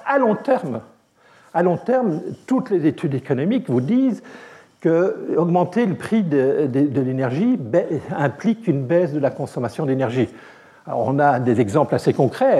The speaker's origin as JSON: {"language": "French", "country": "Belgium", "said": "je suis belge"}